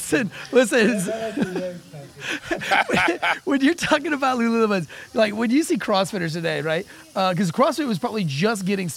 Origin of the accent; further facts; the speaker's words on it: Florida, United States; I was raised a Gator fan because I'm from Florida